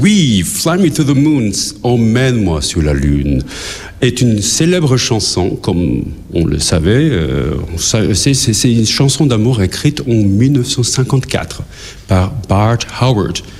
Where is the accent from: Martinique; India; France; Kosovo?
Kosovo; Pristina; now in Luxembourg; dans mon pays natal à Pristina. J'ai grandi là, j'ai vécu là